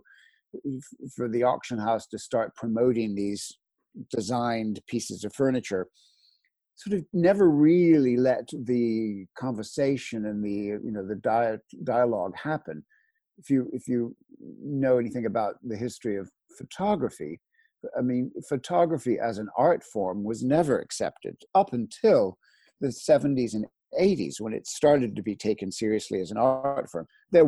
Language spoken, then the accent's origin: English; Philadelphia, Pennsylvania, United States; also born or lived in Washington, D.C. / Los Angeles; I'm American. I was brought up in the States. The family's from New Orleans and Miami. And I was raised, my father was an engineer, and then he went into sort of the space industries. So we were moving around a lot. I was basically raised in Philadelphia and Washington, D.C.